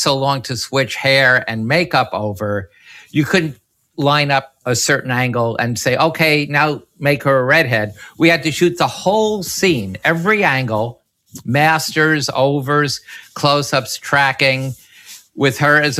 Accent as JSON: {"language": "English", "town": "New York City", "region": "New York", "country": "United States", "tie": "born or raised there", "said": "my youth and about growing up in Washington Heights"}